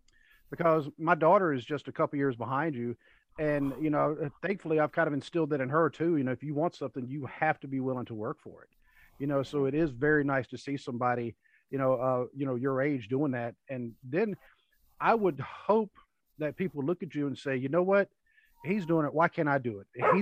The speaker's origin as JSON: {"language": "English", "region": "North Carolina", "country": "United States", "also_born_or_lived": "Hopkinsville, Kentucky", "moved": "yes", "said": "even though I lived in Hopkinsville for 5 years, I can't say I'm a native Kentuckian because I moved there from North Carolina."}